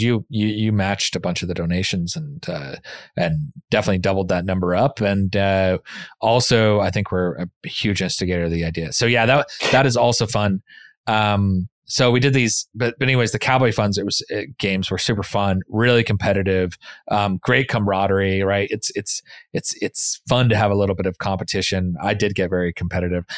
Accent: the West, United States; moved away; growing up in the West and in the mountains

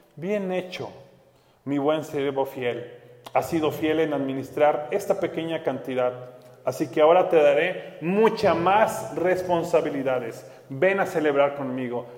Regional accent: Mexico; como mexicanos

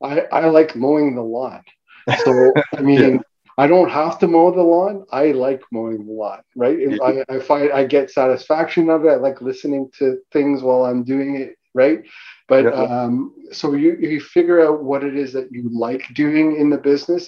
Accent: North York, Ontario, Canada; because I was from North, I started in North York, we moved, you know, east, and then we moved out to the Durham region, right?

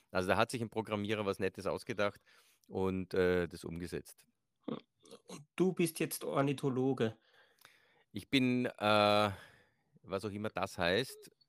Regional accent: Austria

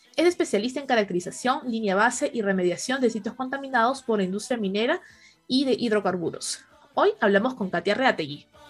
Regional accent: Peru; nosotros los peruanos

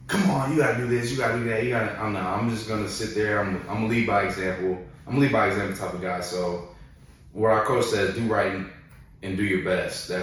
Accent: Houston, Texas, United States; moved away as an adult; now in Alabama, United States; I went to college in Houston. I'm from Houston.

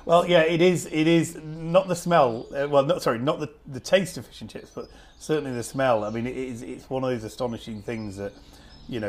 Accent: Preston, North West England, United Kingdom; when I was growing up in Preston

